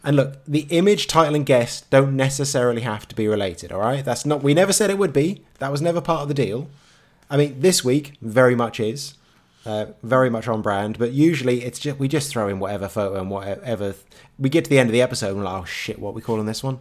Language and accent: English; England, United Kingdom; I'm English